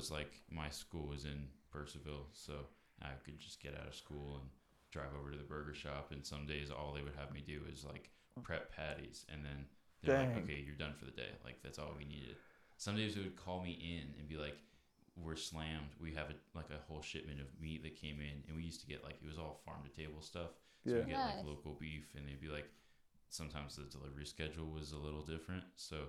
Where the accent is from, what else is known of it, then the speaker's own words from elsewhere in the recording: Lovettsville, Virginia, United States; moved away as an adult; also born or lived in Florida / Nevada / Staunton, Virginia / Asheville, North Carolina; So I grew up in Lovettsville, Virginia, which is like only a 10-15 minute drive to the Maryland border. So we were constantly in like Brunswick, Maryland, like 20 minutes outside Harper's Ferry.